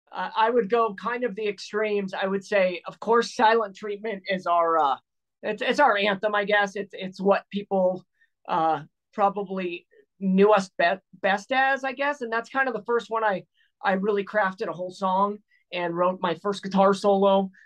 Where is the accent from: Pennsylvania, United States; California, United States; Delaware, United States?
California, United States; And I came from the Bay Area.